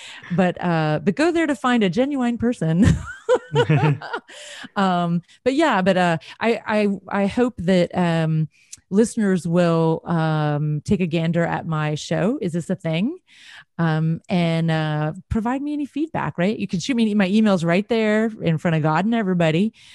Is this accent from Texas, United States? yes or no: yes; Texas, United States; I'm from Texas